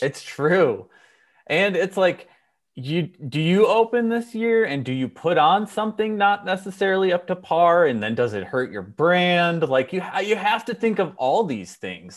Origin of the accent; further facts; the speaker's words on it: Minnesota, United States; now in California, United States; I grew up in Minnesota